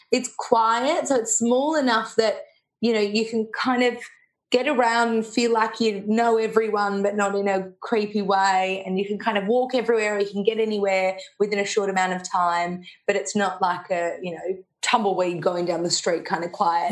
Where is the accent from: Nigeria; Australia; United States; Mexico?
Australia; Melbourne, Victoria; grew up in Melbourne, so um, had a really nice, lovely, cushy life